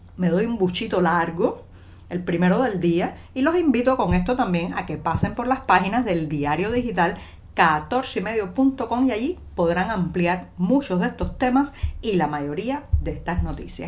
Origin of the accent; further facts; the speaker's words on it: Cuba; cubana, periodista, ciudadana